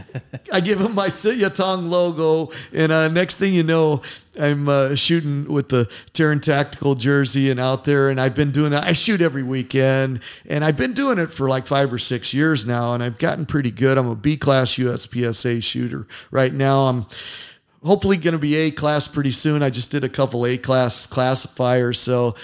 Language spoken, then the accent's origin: English; Indiana, United States; I'm from Indiana